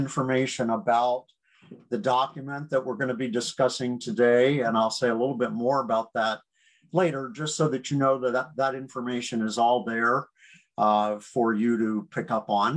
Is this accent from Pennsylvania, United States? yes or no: yes; near Gettysburg, South Central Pennsylvania, United States; moved away; also born or lived in New York / Michigan; I grew up in South Central Pennsylvania, near Gettysburg, Pennsylvania